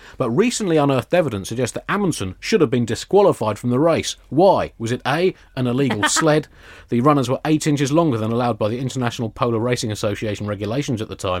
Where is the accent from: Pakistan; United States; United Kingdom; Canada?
United Kingdom; I'm British